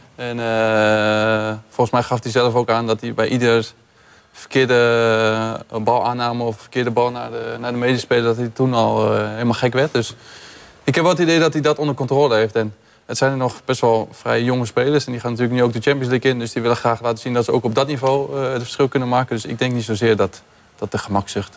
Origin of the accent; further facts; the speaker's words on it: Rotterdam, South Holland, Netherlands; als Rotterdammer